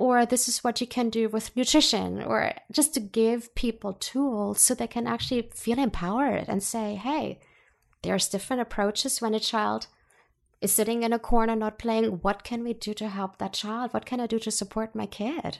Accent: Germany; moved away; I was born and raised in Germany

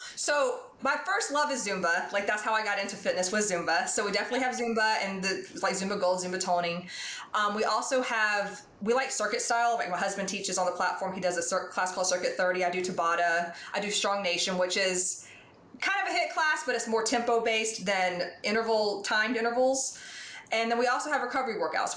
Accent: Atlanta, Georgia, United States; moved away; I'm from Atlanta

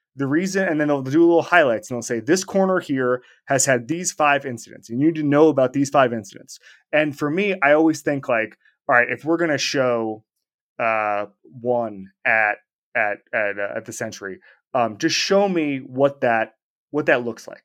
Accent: Orlando, Florida, United States; when I was growing up in Orlando.

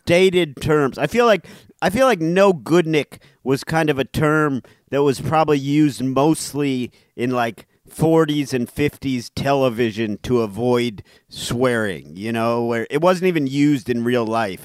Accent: Cleveland Heights, Ohio, United States; That's my hometown. That's where I grew up.

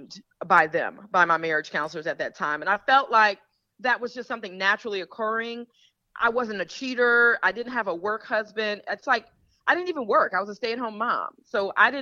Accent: Detroit, Michigan, United States; I'm from Detroit

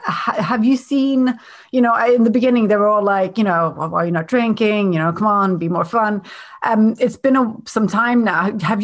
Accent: Sweden; I'm from Sweden and there's a huge drinking culture up there, especially up in North Sweden.

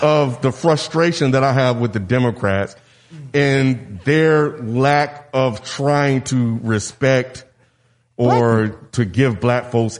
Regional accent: the South, United States; Especially growing up in the South.

